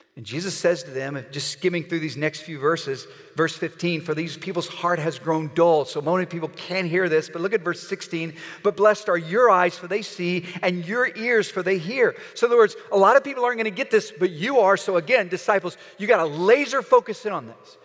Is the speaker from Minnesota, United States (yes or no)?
no; Oklahoma, United States; I'm from Oklahoma